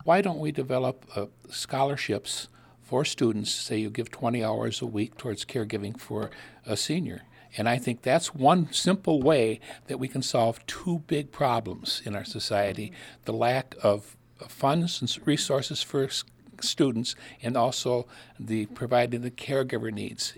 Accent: Sauk County, Wisconsin, United States; now in Milwaukee, United States; born and raised in Sauk County, up in the middle of, of the Baraboo Bluffs

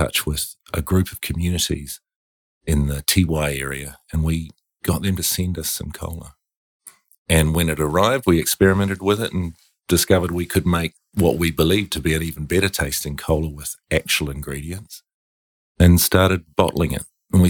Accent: New Zealand; accent: New Zealand; As you probably get from my accent.

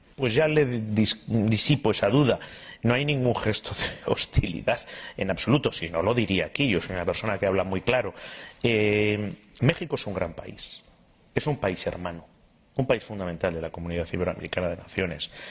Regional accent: Spain; como ministro de Asuntos Exteriores y como español

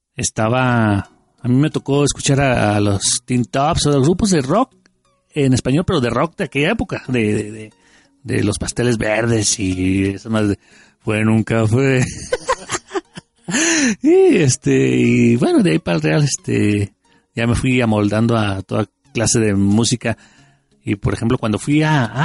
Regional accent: Mexico; como buenos mexicanos

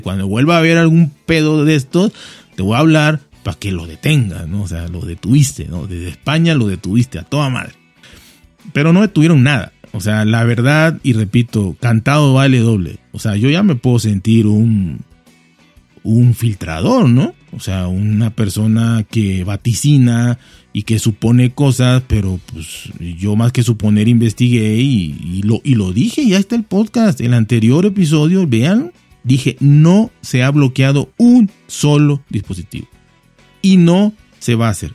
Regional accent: Mexico; soy mexicano

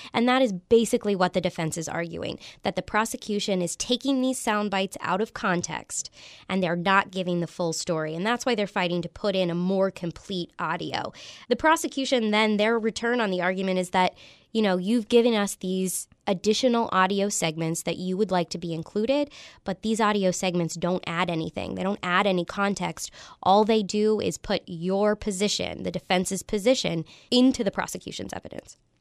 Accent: Clarksburg, West Virginia, United States; I'm from Clarksburg and North Central West Virginia.

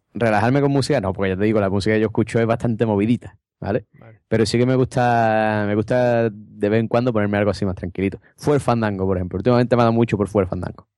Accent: Cádiz, Andalusia, Spain

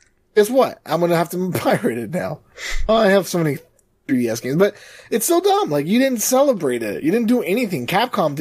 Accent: Toronto, Ontario, Canada; I'm from Mysterious Land of Toronto, Canada

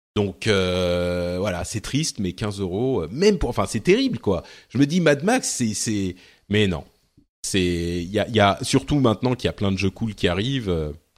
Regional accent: Lebanon; moved away; je viens du Liban

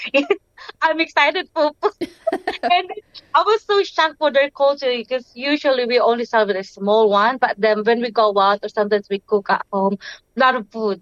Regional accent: Bicol Region, Philippines; English is a second language; moved away as an adult; now in Australia; from Philippines, from Bicol. Yeah, I grew up in the province.

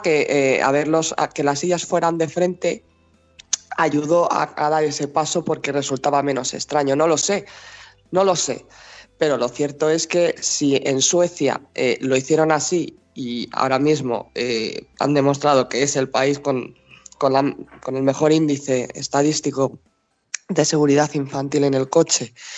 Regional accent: Spain; yo soy española

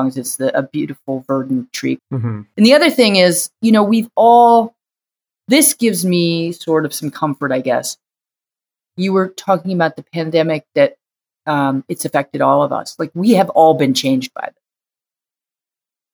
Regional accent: outside of Boston, Massachusetts, United States; now in New York, United States; I grew up outside of Boston.

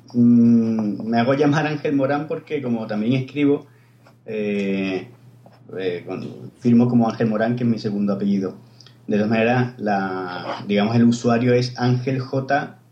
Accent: Cádiz, Andalusia, Spain; now in Barcelona, Spain; yo soy de Cádiz, pero vivo en Barcelona

